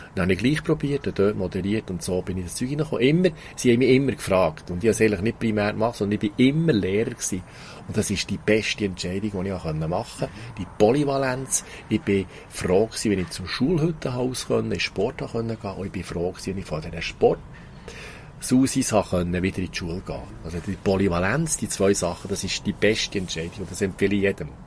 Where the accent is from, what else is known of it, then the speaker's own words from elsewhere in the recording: Thun, Bern, Switzerland; Ich bin in Thun aufgewachsen